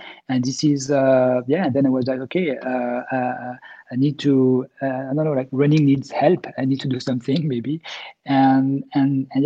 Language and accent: English; Grenoble, Auvergne-Rhône-Alpes, France; I grew up in Grenoble in the Alps